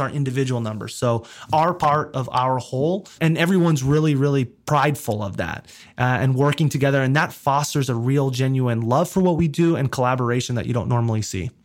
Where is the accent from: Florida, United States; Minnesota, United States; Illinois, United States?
Florida, United States; South; moved away as an adult; also born or lived in New York City / Georgia; I grew up in South Florida, so spent the majority of my adolescence there